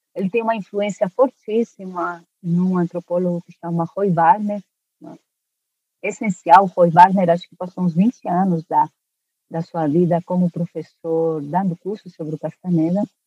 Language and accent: Portuguese; Spain; moved away; also born or lived in Brazil; eu eu cresci, eu nasci no Brasil, mas eu cresci na Espanha